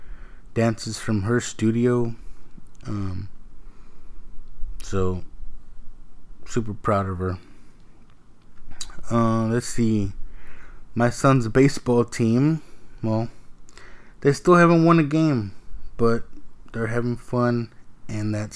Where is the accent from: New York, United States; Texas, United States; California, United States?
Texas, United States; I'm from Texas